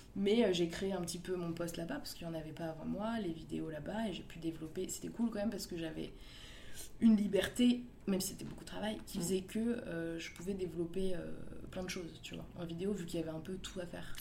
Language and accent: French; Paris, Île-de-France, France; j'ai grandi dans le 11e, dans le beau quartier de Ménilmontant, rue Saint-Maur